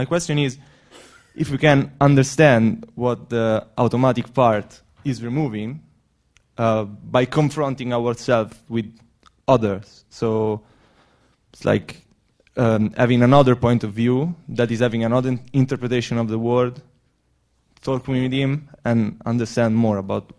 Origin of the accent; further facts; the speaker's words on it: Rome, Lazio, Italy; moved away as an adult; now in London, United Kingdom; I come from Rome. I'm in Erasmus in here, in Middlesex University.